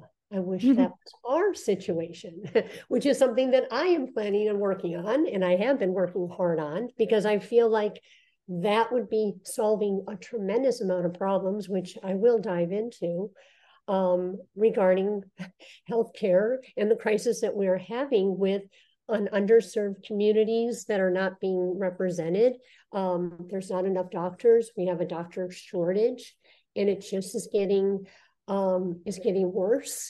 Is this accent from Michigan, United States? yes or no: yes; Michigan, United States; moved away as an adult; also born or lived in New York / California; I was born and raised in Michigan